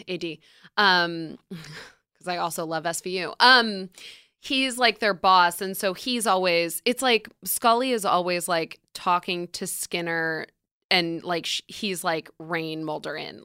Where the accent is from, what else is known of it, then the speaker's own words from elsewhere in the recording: upstate New York, United States; upstate New York, which is where I'm from.